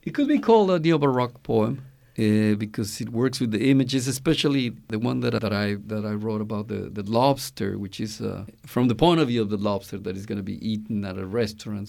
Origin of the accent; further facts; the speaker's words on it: Mexico; now in Oakland, United States; I am from Mexico.